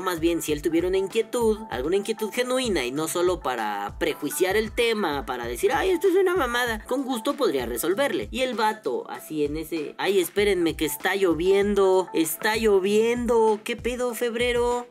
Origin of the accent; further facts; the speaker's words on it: Mexico City, Mexico; yo soy de Iztapalapa